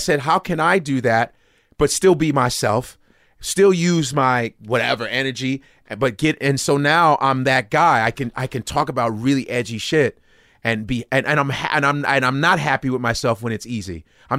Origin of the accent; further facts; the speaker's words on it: Nigeria; now in United States; and me being Nigerian, even though I'm an African, still, I'm still an American.